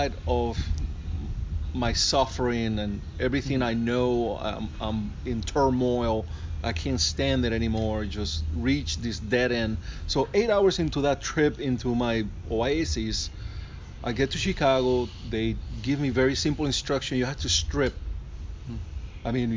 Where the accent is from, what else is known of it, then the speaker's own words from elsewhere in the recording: Aguadilla, Puerto Rico; moved away as an adult; I grew up in Aguadilla, which is the west side, small